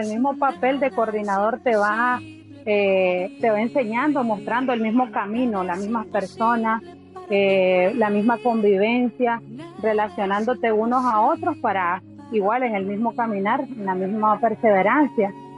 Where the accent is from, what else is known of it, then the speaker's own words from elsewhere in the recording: Juigalpa, Chontales, Nicaragua; moved away as an adult; now in Managua, Nicaragua; yo nací en Juigalpa, Chontales, y vivo hace ocho años aquí en Managua, Nicaragua